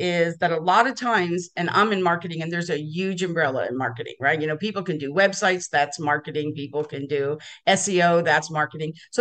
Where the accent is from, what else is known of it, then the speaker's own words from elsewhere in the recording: Las Vegas, Nevada, United States; moved away as an adult; now in Dallas, United States; I was raised in Las Vegas. I live in Dallas, Texas now